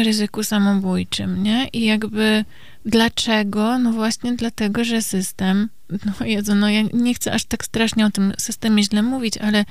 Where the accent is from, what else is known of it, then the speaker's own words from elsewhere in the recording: Kielce, Świętokrzyskie Voivodeship, Poland; moved away; pochodzę e, z Kielc